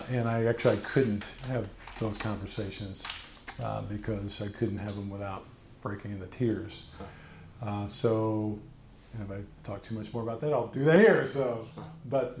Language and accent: English; Bellevue, Nebraska, United States; also born or lived in Omaha / Lincoln; Grew up in Nebraska. My dad was in the military, so I grew up in Bellevue.